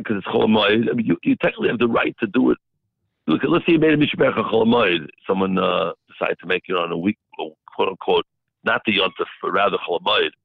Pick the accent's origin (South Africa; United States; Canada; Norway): United States; St. Louis, Missouri; when I grew up in St. Louis, my father was chazan in Tiferes Israel